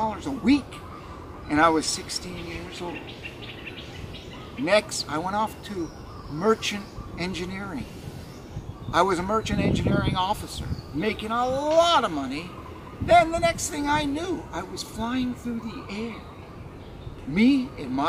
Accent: Manchester-by-the-Sea, Massachusetts, United States; going to the pier every day in my hometown, Manchester by the Sea

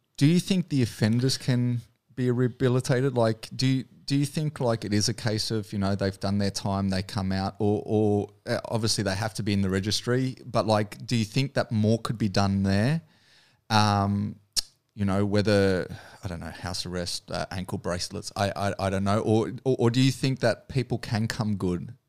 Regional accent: Australia; being the Aussie

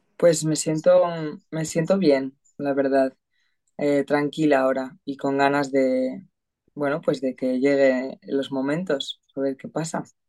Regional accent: Madrid, Community of Madrid, Spain; yo soy de Madrid

